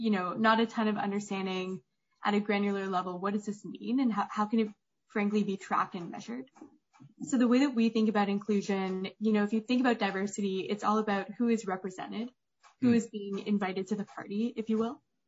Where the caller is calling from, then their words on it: New York, United States; I am calling in from Manhattan.